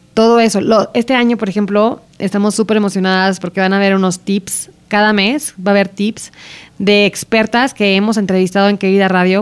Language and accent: Spanish; Aguascalientes, Mexico; moved away; las dos crecimos en Aguascalientes